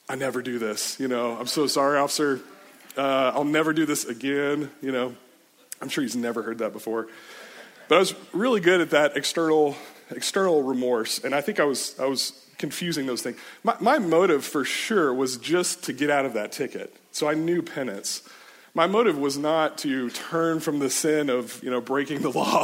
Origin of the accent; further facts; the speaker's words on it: Richardson, Texas, United States; I grew up in Richardson. It's like north of Dallas area